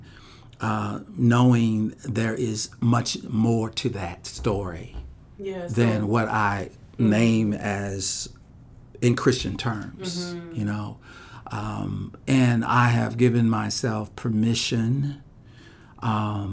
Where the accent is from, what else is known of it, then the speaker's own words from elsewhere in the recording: Missouri, United States; I'm from Missouri. You know, and I grew up in a community where there weren't great models for black men or women